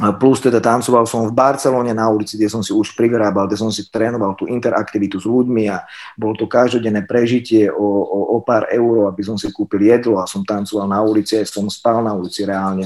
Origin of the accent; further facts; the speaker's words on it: Sereď, Trnava Region, Slovakia; ja som zo Seredi